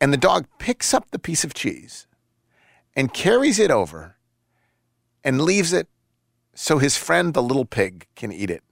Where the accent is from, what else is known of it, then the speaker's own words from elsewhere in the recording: Buffalo, New York, United States; moved away; growing up in Buffalo